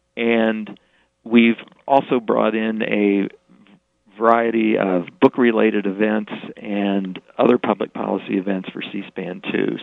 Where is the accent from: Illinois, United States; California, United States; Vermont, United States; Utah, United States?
Illinois, United States; Springfield; moved away as an adult; also born or lived in Chicago; I, I grew up in Springfield, actually right around the block from where Jim Turpin lived